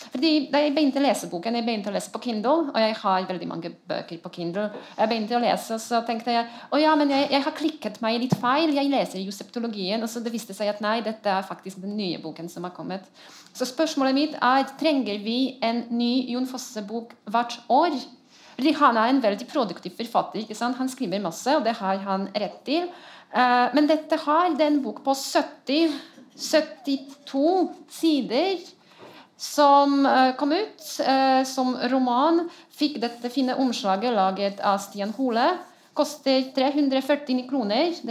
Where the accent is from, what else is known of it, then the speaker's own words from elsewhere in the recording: Poland; Jeg er polsk, jeg har lov til det.